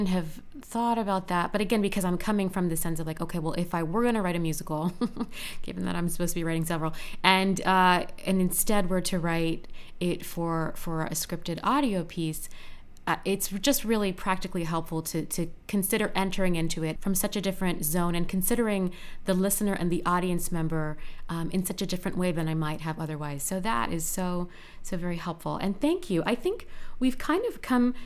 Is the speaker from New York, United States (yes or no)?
no; State College, Pennsylvania, United States; Penn State, that's in my hometown